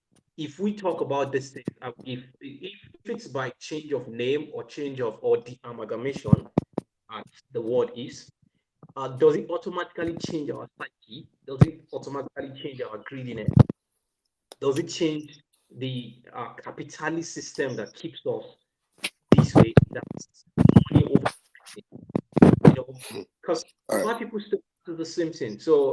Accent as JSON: {"language": "English", "town": "Zaria", "region": "Northern Nigeria", "country": "Nigeria", "tie": "born or raised there", "moved": "yes", "said": "I was born and brought up in the North. My father still stays in the North. My mother died in the North. All of us grew up in the North. So I've stayed all through my life with Hausa people. And I went to primary, secondary, finished in Zaria."}